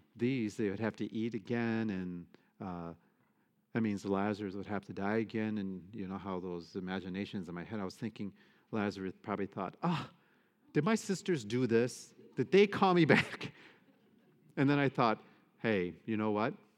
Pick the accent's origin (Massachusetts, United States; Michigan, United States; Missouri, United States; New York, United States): Michigan, United States; moved away; I'm from Michigan. I grew up in the Midwest